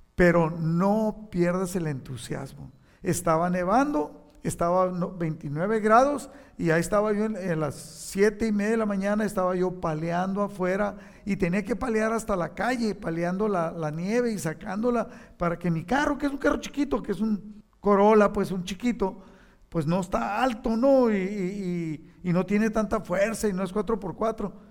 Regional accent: Mexico; now in United States; no le pertenezco a, México, no le aunque soy patriota y, ahora soy ciudadano de Estados Unidos

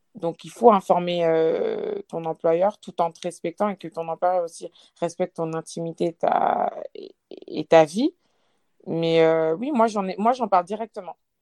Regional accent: Lyon, Auvergne-Rhône-Alpes, France; j'ai 28 ans, je viens de Lyon

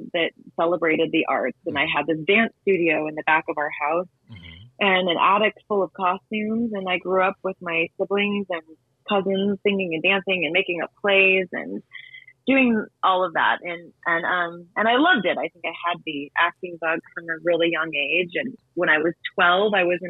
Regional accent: Las Vegas, Nevada, United States; now in Los Angeles, United States; I was born and raised in Las Vegas.

